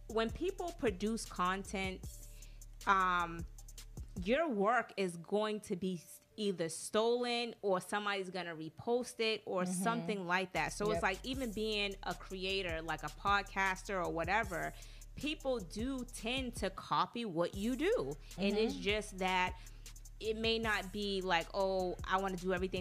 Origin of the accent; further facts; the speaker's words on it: Atlanta, Georgia, United States; moved away; Atlanta's like my second home. You know, I grew up in Atlanta. I went to school in Atlanta